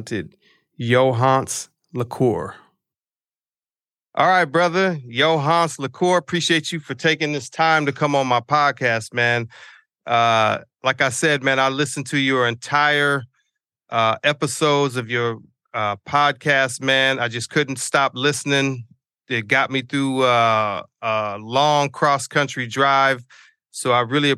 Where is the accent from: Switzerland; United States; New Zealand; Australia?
United States; San Diego, California; I'm from San Diego